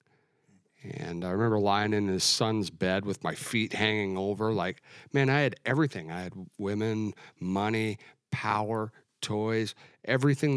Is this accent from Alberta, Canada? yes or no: yes; Alberta, Canada; moved away; I grew up in Alberta.